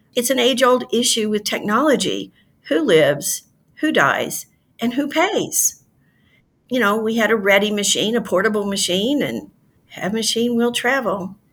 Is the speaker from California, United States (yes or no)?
no; Louisiana, United States; my home state of Louisiana, which is fairly rural